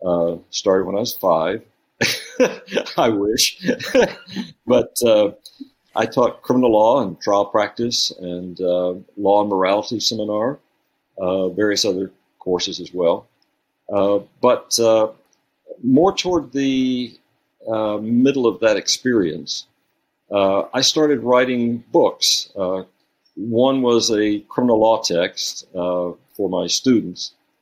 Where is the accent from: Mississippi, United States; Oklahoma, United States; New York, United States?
Oklahoma, United States; also born or lived in Texas / Alabama; I was born in Texas and reared in Oklahoma and Texas and Alabama. My father was a preacher.